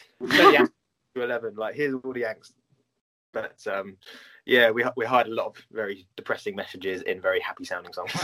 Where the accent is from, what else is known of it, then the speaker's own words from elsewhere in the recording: United Kingdom; as British people